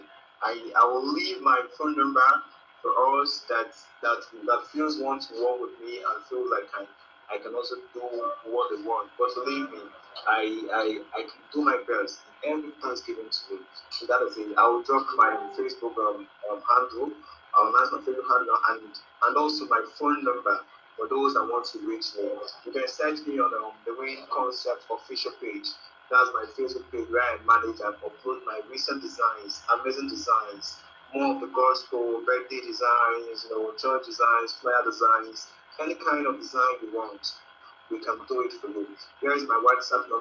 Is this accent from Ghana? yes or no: no; Nigeria; I'm from Nigeria.